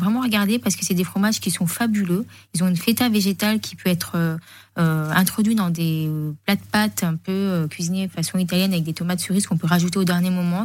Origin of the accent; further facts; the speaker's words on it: Menton, Provence-Alpes-Côte d'Azur, France; moved away; also born or lived in Paris; J'ai grandi à Monton